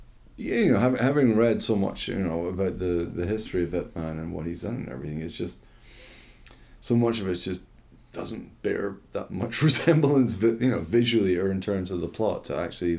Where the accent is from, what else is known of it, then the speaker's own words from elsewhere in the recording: Scotland, United Kingdom; being like Scottish